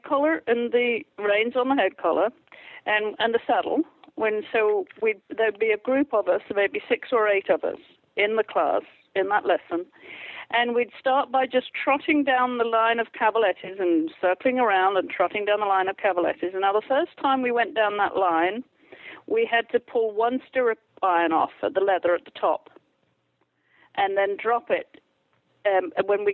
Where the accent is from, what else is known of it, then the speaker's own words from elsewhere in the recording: England, United Kingdom; moved away; I grew up in England, I went through equitation school